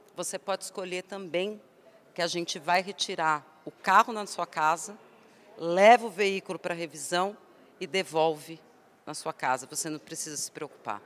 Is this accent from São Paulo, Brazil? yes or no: yes; Santo André, São Paulo, Brazil; eu sou de São Paulo, mais especificamente Santo André